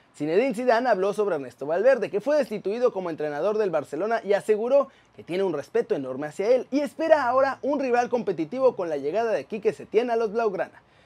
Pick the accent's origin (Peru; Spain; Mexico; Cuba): Mexico; ser mexicano